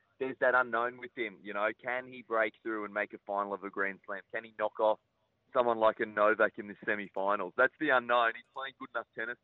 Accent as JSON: {"language": "English", "region": "Queensland", "country": "Australia", "said": "being a Queenslander"}